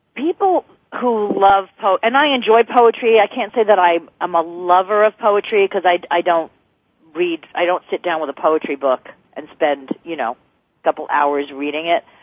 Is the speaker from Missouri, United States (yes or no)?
no; New Jersey, United States; now in California, United States; I'm from New Jersey